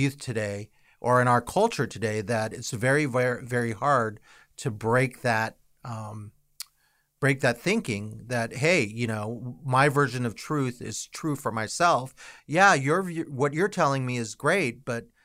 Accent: United States; we as an American culture

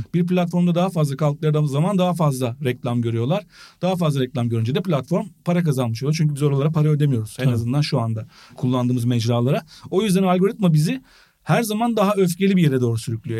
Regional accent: Eskişehir, Turkey; ben Eskişehirliyim

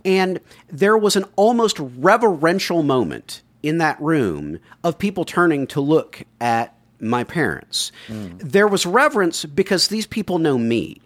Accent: the South, United States; Growing up in the South

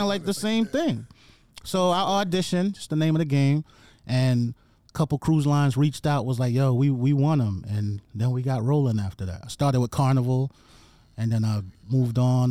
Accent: New York City, New York, United States; moved away as an adult; also born or lived in Jamaica; now in Atlanta, United States; I came to the Bronx when I was nine. I lived in the Bronx till I went off to college

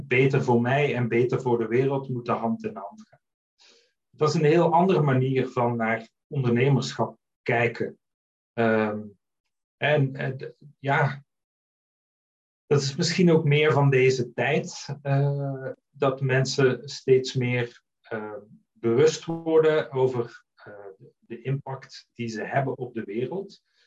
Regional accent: Netherlands; moved away as an adult; also born or lived in Flanders, Belgium; now in Belgium; Ik ben een Nederlander die eh, uitgeweken is naar eh, Vlaanderen. Ik woon hier nu 15 jaar.

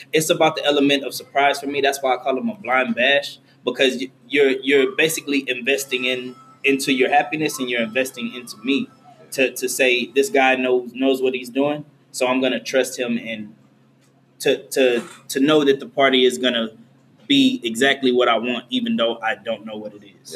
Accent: Houston, Texas, United States; I'm originally from Trinity Garden, so I was still staying over there

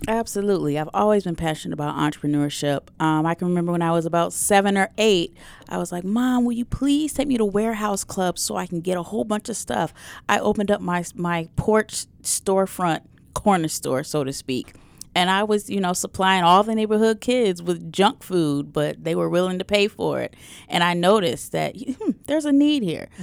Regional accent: Detroit, Michigan, United States; that's my hometown. That's where, where I grew up.

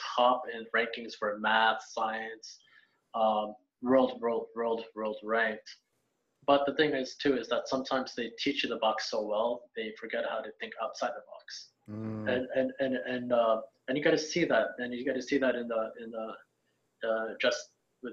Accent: United States; moved away as an adult; I was Asian American, I'm American.

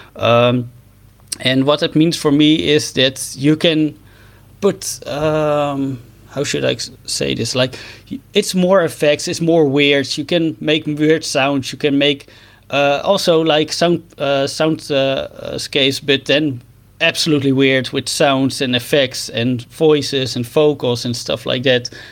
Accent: Netherlands; I'm a musician from the Netherlands

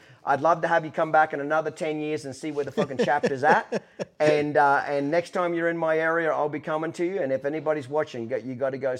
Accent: Australia; now in United States; Me being, you know, basically an immigrant, I came here as an Australian. I'm a citizen now.

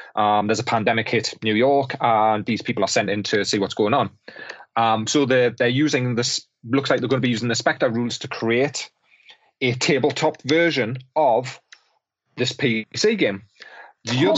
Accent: Newcastle upon Tyne, North East England, United Kingdom; I'm a Geordie

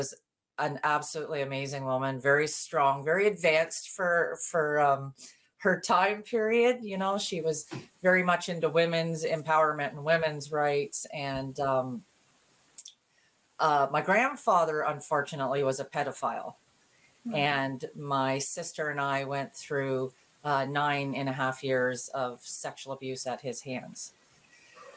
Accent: Ontario, Canada; I grew up born and raised in Ontario

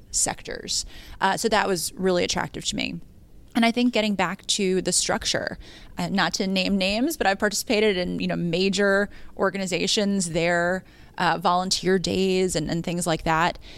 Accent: Yonkers, New York, United States; also born or lived in Bronx; I'm from Yonkers, you know, I went to school in the Bronx

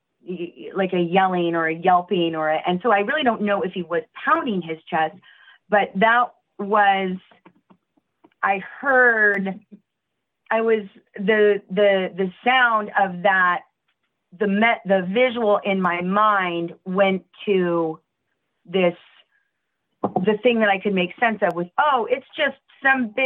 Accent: Portland, Oregon, United States; I'm from Oregon

